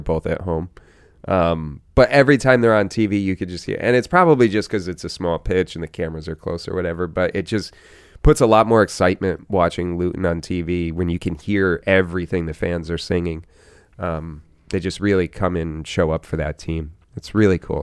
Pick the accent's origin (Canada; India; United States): United States; an American fan of the sport